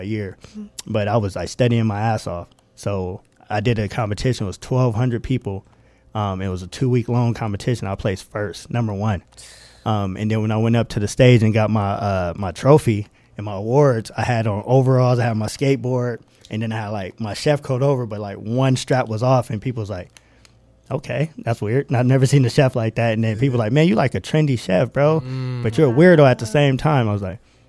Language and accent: English; Moreno Valley, California, United States; I'm from Moreno Valley, California